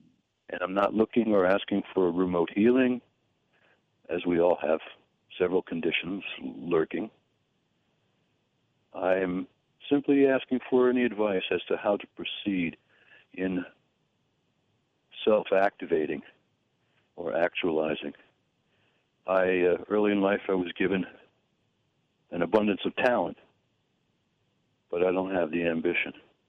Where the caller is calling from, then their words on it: Connecticut, United States; from Connecticut.